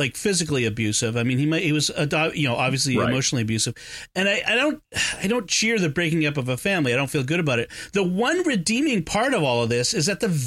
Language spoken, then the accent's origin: English; Boston, Massachusetts, United States; I'm from Boston. I say idea